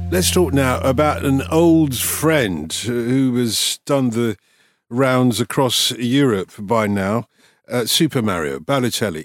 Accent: London, United Kingdom; accent: Cockney; I'm a Cockney, essentially, a North London Cockney.

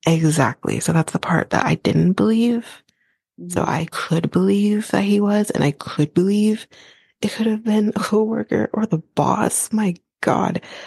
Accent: Canada; I'm Canadian

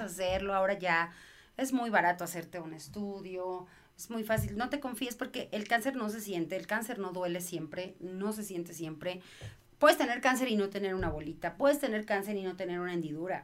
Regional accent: Mexico; soy mamá mexicana

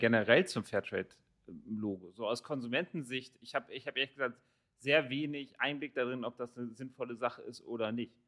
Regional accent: Rotenburg, Lower Saxony, Germany; moved away; ich komme ursprünglich aus Rothenburg-Wimme

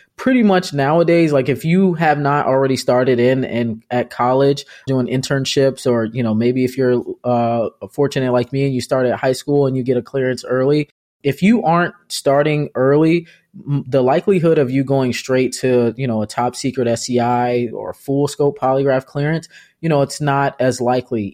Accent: Arlington, Loudoun County, Virginia, United States; I'm from Arlington and I went to high school in Loudoun County

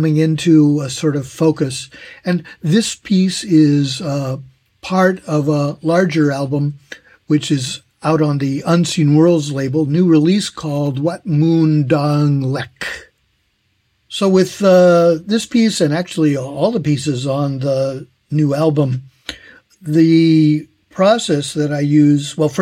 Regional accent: California, United States; moved away as an adult; now in Tokyo, Japan; I'm originally from California in the United States

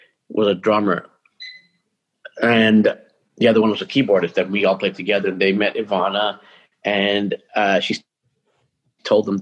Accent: Toronto, Ontario, Canada; born or raised there; now in Vancouver, Canada

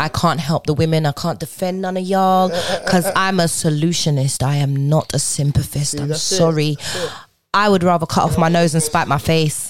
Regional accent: Jamaica; Jamaicans. I'm Jamaican.

